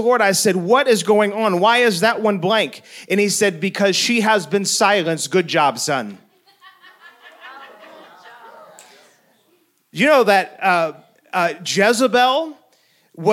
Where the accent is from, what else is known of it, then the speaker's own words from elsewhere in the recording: St. Louis, Missouri, United States; I was on my childhood street that I grew up in St. Louis. It was the place that I was born